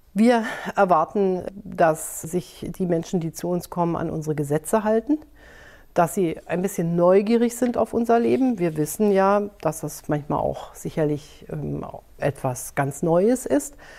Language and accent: German; Germany; wir als Deutsche